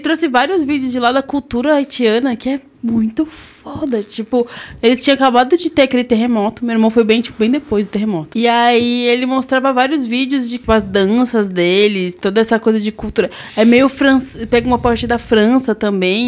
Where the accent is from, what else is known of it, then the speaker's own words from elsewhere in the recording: Southeast, Brazil; a gente é do Sudeste